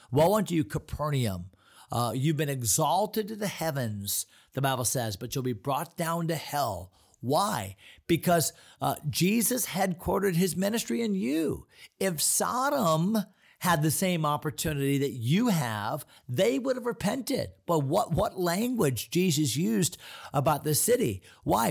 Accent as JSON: {"language": "English", "country": "United States", "said": "As American Christians"}